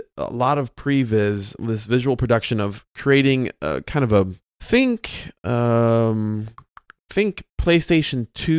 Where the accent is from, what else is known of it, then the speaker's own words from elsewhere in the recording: Chicago, Illinois, United States; accent: Chicago; I say Sasquatch, but that's my Midwest accent. That's my Chicago accent there.